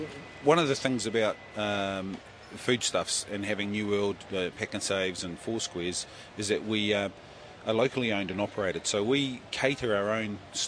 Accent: Waiuku, Auckland, New Zealand; moved away as an adult; now in Tokoroa, New Zealand; I'm not originally from Tokoroa, but I've lived there for 2.5 years now, since I owned the store, but I'm originally from Waiuku, still of Tainui descent, but it's just something that I've embraced at my time here in Tokoroa.

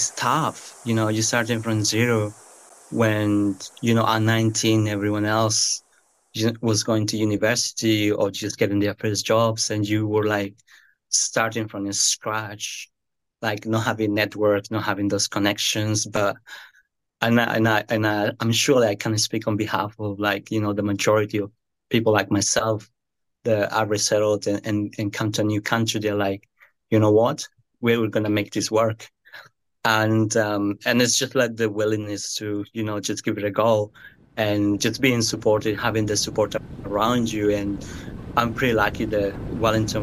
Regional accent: Amazon region of Colombia, Colombia; now in New Zealand; I'm from the Amazon part. So I'm from a small town. It's kind of like the golden door of the Amazon. It's where the Amazon begins. My upbringing was just rural, farm.

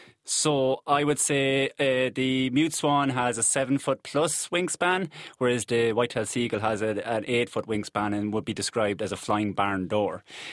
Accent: Ireland; From the very, very centre of the country

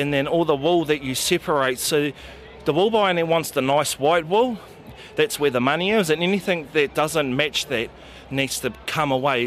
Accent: Gisborne, New Zealand; now in Motueka, New Zealand; I'm originally from Gisborne in the North Island, but I currently reside in Motueka, Nelson

